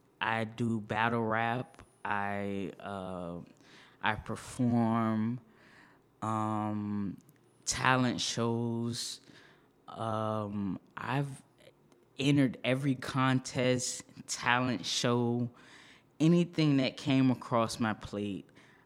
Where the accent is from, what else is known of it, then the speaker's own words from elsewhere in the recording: Norfolk, Virginia, United States; also born or lived in Long Beach, California, United States; I'm a Navy baby. I was born in Long Beach, California. My family is originally from New Orleans. I went to high school in Norfolk, Virginia. It's a big naval base there. So I grew up in Norfolk, Virginia.